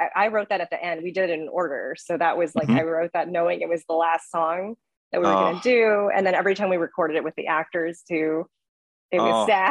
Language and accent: English; Southern California, United States; I'm from Southern California too, and it's set kind of in the area that I grew up